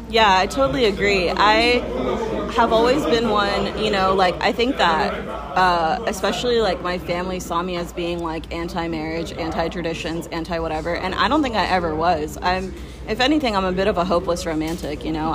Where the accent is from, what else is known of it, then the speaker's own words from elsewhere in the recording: Folsom, California, United States; the town that I grew up in in Folsom